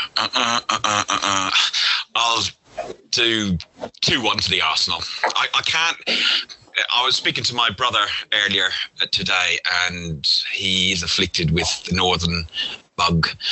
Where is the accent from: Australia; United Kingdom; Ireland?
Ireland; we're Irish.